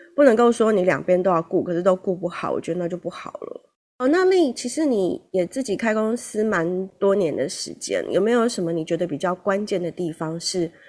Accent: Taiwan; 我们台湾人

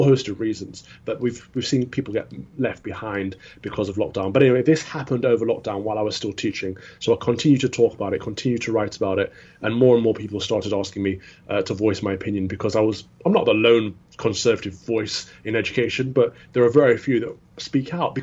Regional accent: Midlands, United Kingdom; I grew up in the Midlands

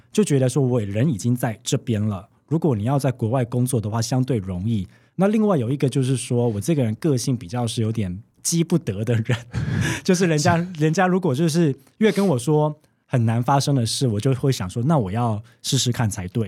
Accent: Taiwan; moved away as an adult; now in Sweden; 以我台湾人角度来讲

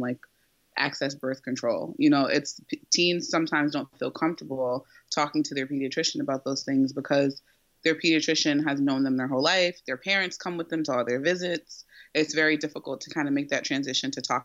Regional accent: New Jersey, United States; I was born and raised in Jersey, so I'm a Jersey girl

